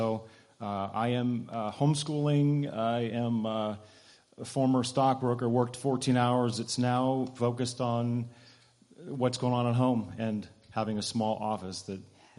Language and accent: English; Midwest, United States; moved away; I am originally from the Midwest